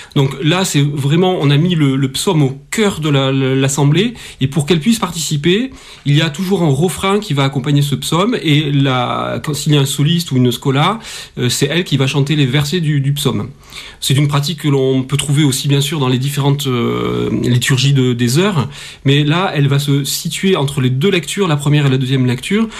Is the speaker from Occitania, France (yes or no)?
yes; Toulouse, Occitania, France; also born or lived in Paris; je suis toulousain, j'ai travaillé au conservatoire de Toulouse avant d'aller à Paris